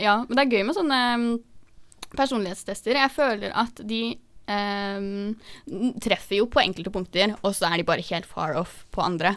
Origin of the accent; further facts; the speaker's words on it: Oslo, Norway; Det var hjemme på trikken i Oslo, vi er jo fra Oslo